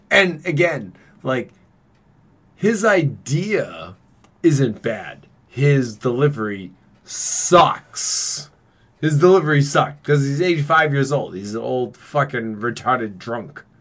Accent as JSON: {"language": "English", "town": "Boston", "region": "Massachusetts", "country": "United States", "said": "I'm from Boston and everyone else is stupid."}